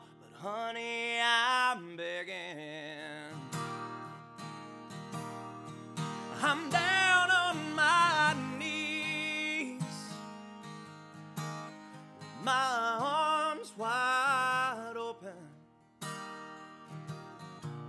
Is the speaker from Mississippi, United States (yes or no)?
no; Ashland, Kentucky, United States; I'm from Ashland, Kentucky